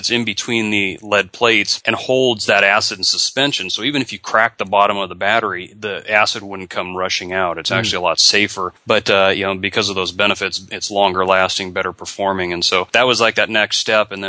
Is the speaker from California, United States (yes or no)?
yes; Southern California, United States; moved away as an adult; also born or lived in Oregon; now in Florida, United States; growing up in Southern California, that is part of the culture